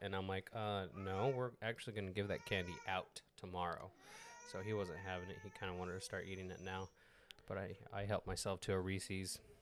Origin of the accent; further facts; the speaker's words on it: Mexico; English is a second language; I'm Mexican